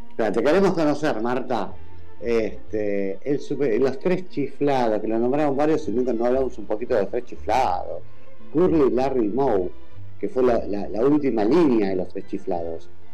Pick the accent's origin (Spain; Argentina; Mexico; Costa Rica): Argentina; de los argentinos, de Argentina